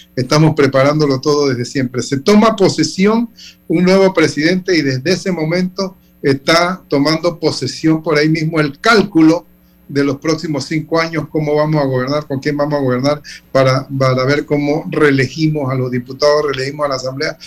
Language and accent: Spanish; Panama